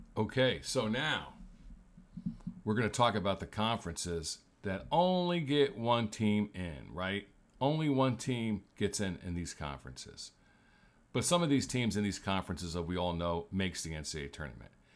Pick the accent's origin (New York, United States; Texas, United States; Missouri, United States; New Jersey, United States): New Jersey, United States; I grew up in New Jersey